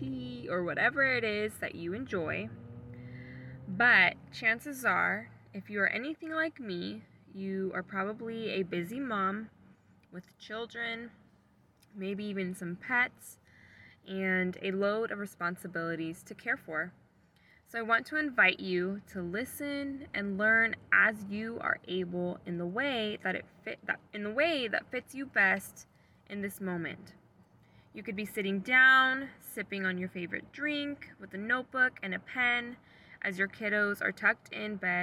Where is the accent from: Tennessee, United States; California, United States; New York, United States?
California, United States; Sacramento; also born or lived in Redding, California; I was born and raised in Sacramento, California